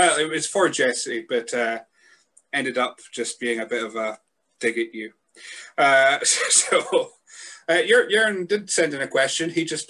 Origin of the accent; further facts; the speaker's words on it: Scotland, United Kingdom; as a Scotsman